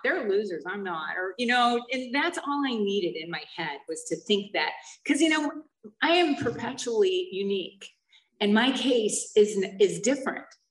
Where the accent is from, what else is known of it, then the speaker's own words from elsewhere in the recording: Holly, Michigan, United States; moved away; also born or lived in Flint, Michigan; where I grew up was outside of Flint in a real small town called Holly